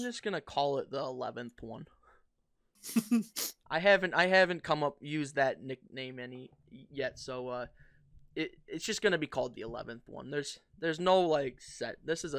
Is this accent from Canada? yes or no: no; New York, United States; lived here 18 years, never even been there.